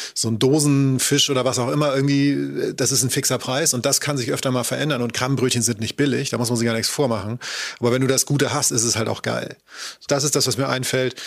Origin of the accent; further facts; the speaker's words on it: Schleswig-Holstein, Germany; ich komme aus Schleswig-Holstein